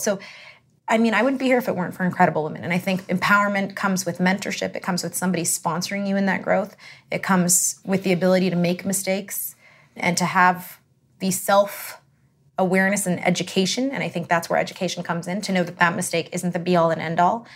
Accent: Canada; I'm Canadian

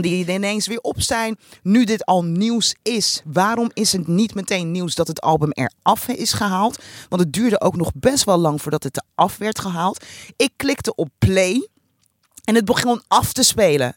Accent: Rotterdam, South Holland, Netherlands; als Rotterdammer

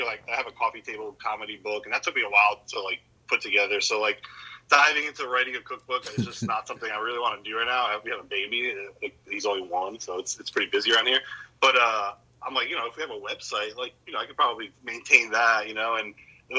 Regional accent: New Jersey, United States; growing up in New Jersey

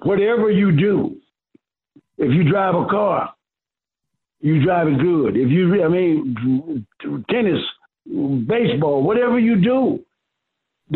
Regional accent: Waterloo, Iowa, United States; I'm from Waterloo, 13 miles apart

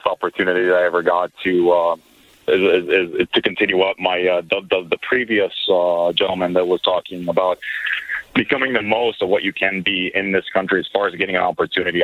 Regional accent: Israel; moved away as an adult; now in United States; I'm originally from Israel

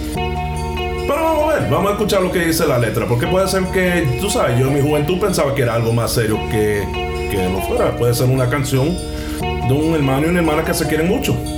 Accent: Santo Domingo, Distrito Nacional, Dominican Republic; now in Katy, United States; yo soy de Piantini

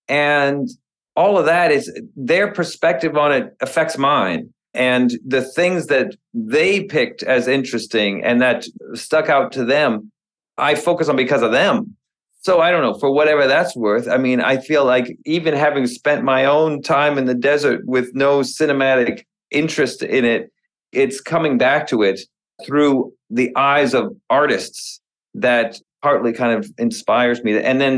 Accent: Texas, United States; moved away; also born or lived in California; I am from Texas, and I've been back and forth between Texas and California.

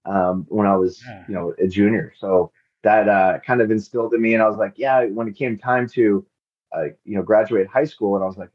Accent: Ladybrand, Free State, South Africa; born there; also born or lived in Lesotho; so they moved to Lesotho, and I was born in South Africa, which is right across the border, just because at the time the hospitals were better in South Africa.

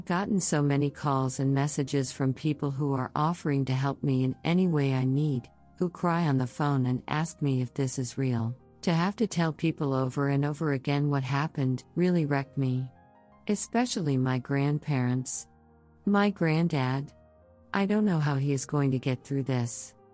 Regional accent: Berlin, Germany; I'm sitting at my mother's desk right now, in her little office in our apartment that I grew up in Berlin.

